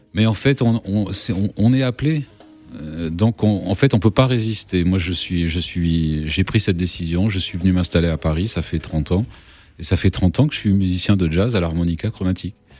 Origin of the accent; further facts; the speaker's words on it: Réunion; j'ai grandi à la Réunion